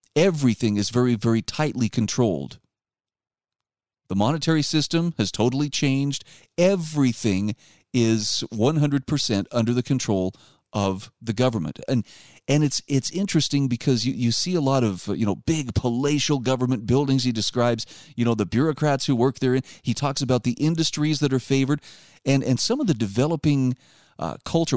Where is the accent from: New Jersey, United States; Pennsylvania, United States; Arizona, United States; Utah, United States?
Utah, United States; my home state of Utah